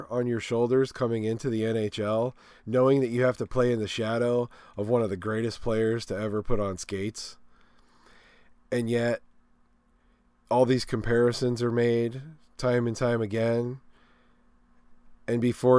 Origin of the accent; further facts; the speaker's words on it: Pittsburgh, Pennsylvania, United States; living in Pittsburgh, growing up in Pittsburgh area.